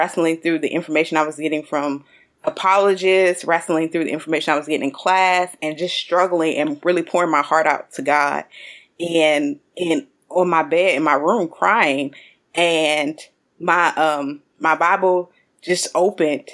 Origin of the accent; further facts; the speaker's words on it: Jacksonville, Florida, United States; I grew up in Jacksonville, Florida as a pastor's kid